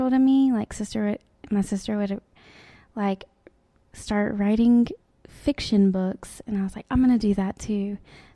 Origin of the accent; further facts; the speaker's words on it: Tuscaloosa, Alabama, United States; now in Birmingham, United States; I am from Tuscaloosa. Mm. I live in Birmingham